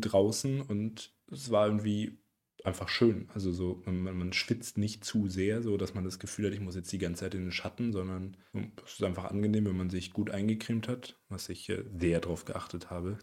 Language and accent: German; Erlangen, Bavaria, Germany; wir kommen ja aus Erlangen